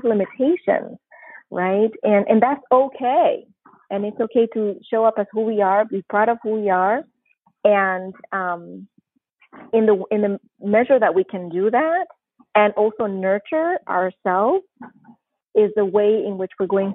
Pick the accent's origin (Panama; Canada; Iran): Panama; moved away as an adult; also born or lived in New Jersey / Missouri / California; now in Oregon, United States; I'm originally from Panama, born and raised, and as of March this year, I will have been living in the United States for 30 years